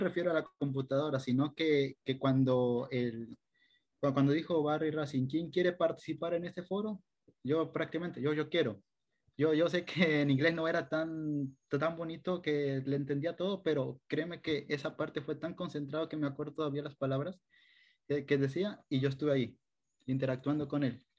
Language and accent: Spanish; Machala, El Oro, Ecuador; also born or lived in Riobamba; soy oriundo de la provincia del Oro, eh, nací en Machala, acá estudié la primaria, la secundaria